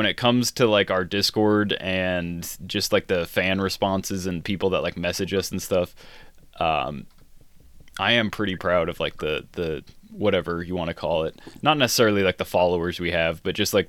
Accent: Nebraska, United States; I was raised in Nebraska

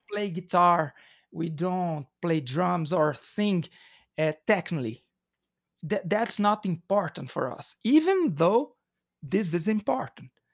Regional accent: Belo Horizonte, Minas Gerais, Brazil; English is a second language; We are from Belo Horizonte

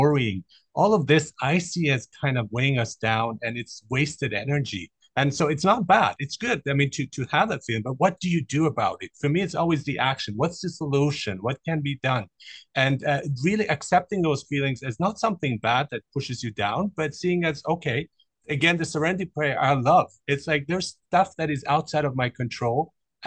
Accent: Canada; I am a Canadian

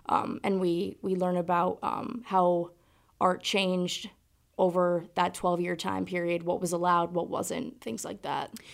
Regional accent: South Burlington, Vermont, United States; I am from South Burlington, Vermont

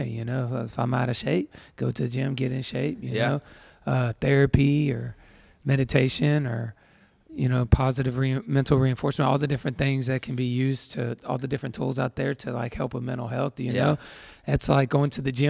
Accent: Tyler, Texas, United States; now in Georgia; Yeah, I was born in Texas, in Tyler, Texas, and which is in East Texas.

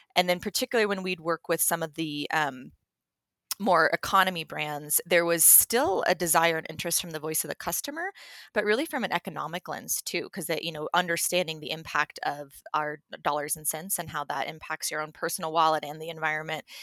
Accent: Telluride, Colorado, United States; moved away as an adult; also born or lived in Hawaii; now in Denver, United States; I am a Colorado native. I was born and raised in Telluride

